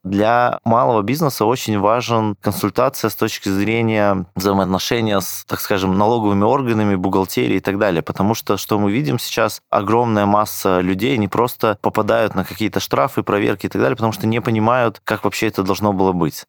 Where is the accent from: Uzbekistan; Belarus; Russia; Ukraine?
Belarus; я сам родом из Беларуси